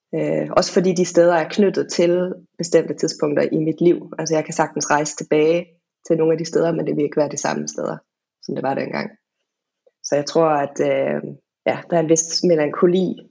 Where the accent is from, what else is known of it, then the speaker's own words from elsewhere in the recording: Denmark; also born or lived in England / Wales; der, hvor jeg er fra